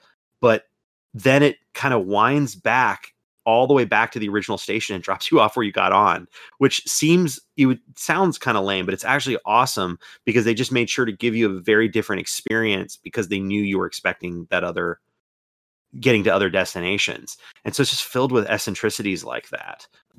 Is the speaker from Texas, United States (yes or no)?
no; Florida, United States; growing up in Florida